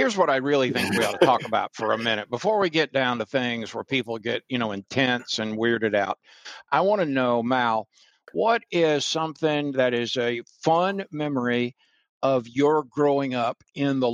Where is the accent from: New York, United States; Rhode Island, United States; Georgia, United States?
Rhode Island, United States; North Kingstown; moved away; also born or lived in Daytona Beach, Florida; But as an infant, my parents moved us to Rhode Island.